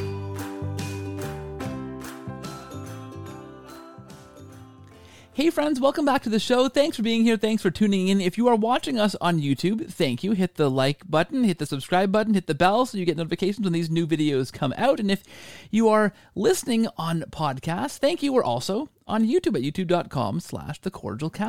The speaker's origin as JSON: {"language": "English", "country": "Canada", "said": "all of my Canadian life."}